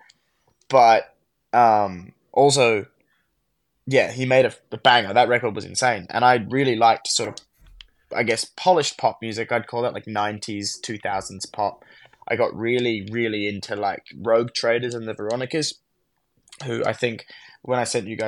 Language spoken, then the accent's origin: English; Canberra, Australian Capital Territory, Australia; I'm from Canberra